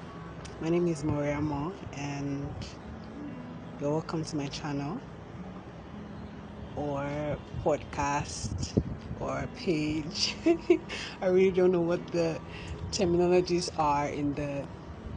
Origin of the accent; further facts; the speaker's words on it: Lagos, Nigeria; I was born in Lagos, Nigeria, where I think I stayed up to my whole life, really, until I had to go to college